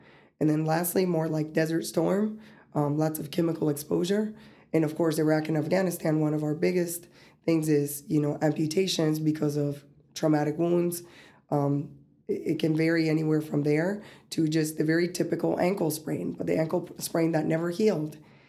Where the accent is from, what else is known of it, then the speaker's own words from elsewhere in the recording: West Palm Beach, Florida, United States; also born or lived in Colombia; I'm from West Palm Beach, Florida, but last time I've been there was maybe over 8 years ago. You know, I was born in Colombia. I go there more often.